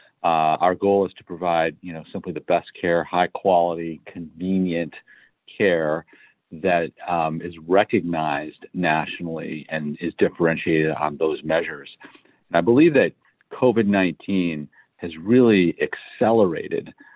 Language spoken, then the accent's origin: English; Detroit, Michigan, United States; moved away as an adult; also born or lived in Manhattan, New York / Sacramento, California; I grew up in the Midwest. I was born in Detroit, Michigan